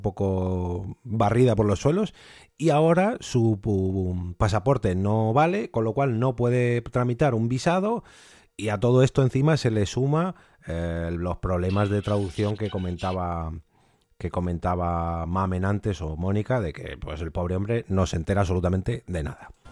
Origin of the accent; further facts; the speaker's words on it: Spain; nuestra Españita, que aquí estamos viviendo muy bien